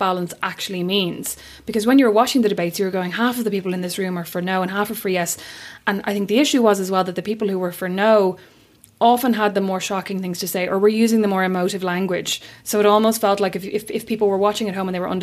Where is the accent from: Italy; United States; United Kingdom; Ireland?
Ireland; Kildare, Leinster; I'm from Kildare.